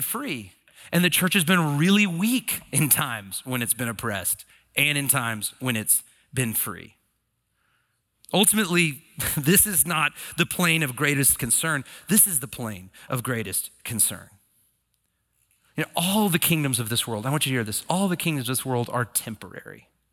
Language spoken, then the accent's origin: English; United States; as American citizens